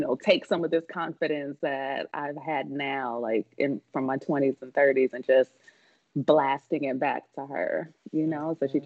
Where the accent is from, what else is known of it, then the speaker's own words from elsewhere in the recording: Kansas City, Missouri, United States; my hometown from Kansas City